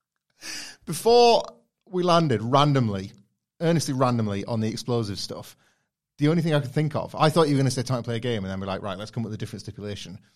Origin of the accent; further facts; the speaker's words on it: Filey, Yorkshire and the Humber, United Kingdom; where I grew up in Filey in North Yorkshire, it's very, very parochial